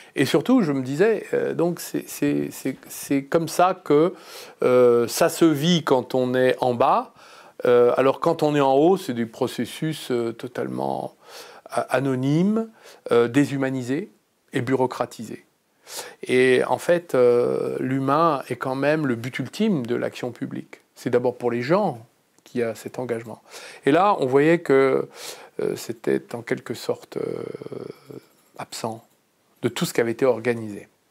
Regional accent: Clamecy, Bourgogne-Franche-Comté, France; Je suis né à Clamcy, dans la Nièvre, en 1962

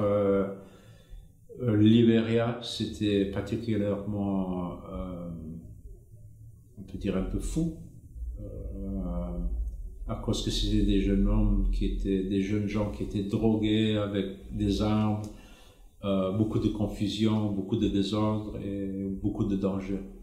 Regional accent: Zimbabwe; moved away as an adult; J'ai grandi en Afrique. Euh, au Zimbabwe. À l'époque, c'était la colonie anglaise, la Rhodésie

